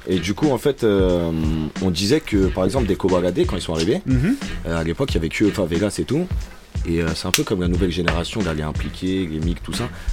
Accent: Chelles, Île-de-France, France; j'ai grandi principalement et mes amis sont pour la plupart à Chelles

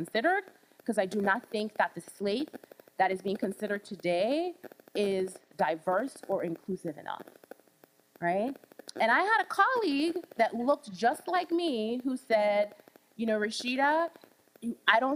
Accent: Charlotte Amalie, U.S. Virgin Islands; moved away; I grew up in the Caribbean. I grew up in the Virgin Islands, St. Thomas.

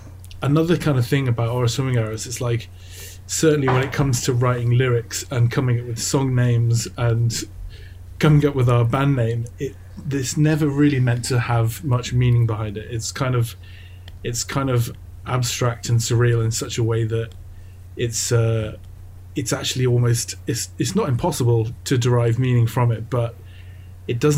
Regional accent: England, United Kingdom; I am obviously English, and I was born in England

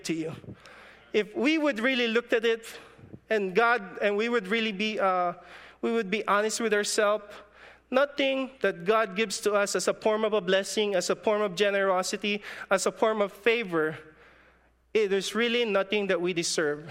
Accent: Philippines; moved away; In my hometown in the Philippines, our economy is agriculture.

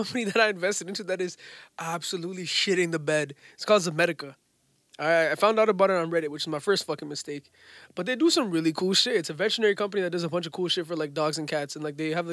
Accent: Canada; we grew up in Canada

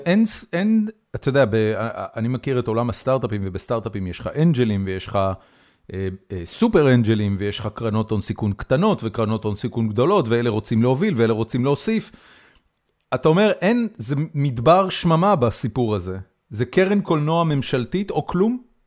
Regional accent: Haifa, Haifa District, Israel; אני גדלתי בחיפה

